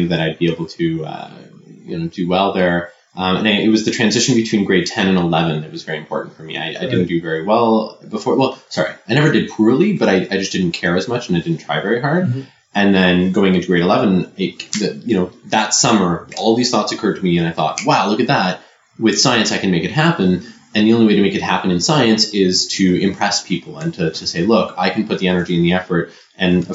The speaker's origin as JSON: {"language": "English", "town": "Kingston", "region": "Ontario", "country": "Canada", "tie": "born or raised there", "said": "I grew up in Kingston"}